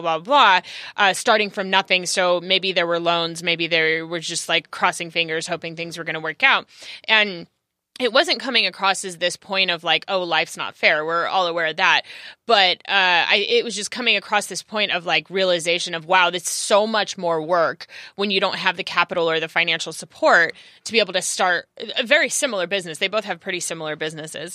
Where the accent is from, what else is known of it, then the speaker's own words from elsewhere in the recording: California, United States; also born or lived in Los Angeles; I am native Cal, to California